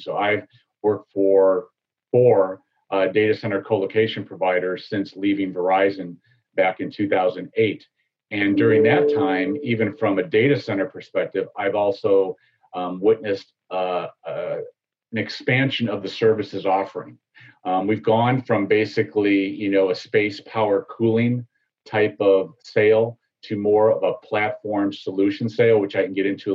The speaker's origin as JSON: {"language": "English", "town": "Chicago", "region": "Illinois", "country": "United States", "tie": "born or raised there", "moved": "as an adult", "lives_now": "Tampa Bay area, United States", "said": "I grew up in the South and the Southwest suburbs of Chicago"}